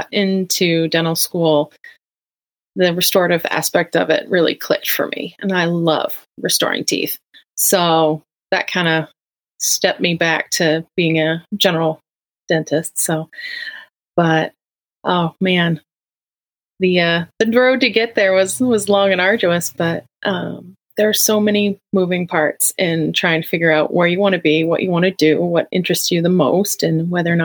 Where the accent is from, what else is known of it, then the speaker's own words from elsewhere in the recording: Maine, United States; now in Lincoln, United States; I knew I wanted to stay in Maine because that's where I was born and raised.